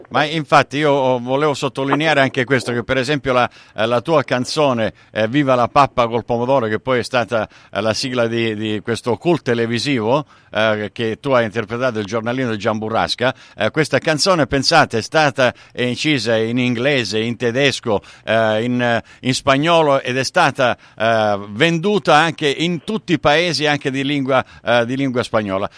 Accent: Sicily, Italy; io sono originario siciliano

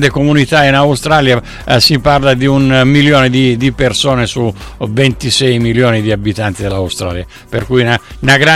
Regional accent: Barcellona Pozzo di Gotto, Sicily, Italy; visto che io sono di Barcellona, Pozzo di Gotto.

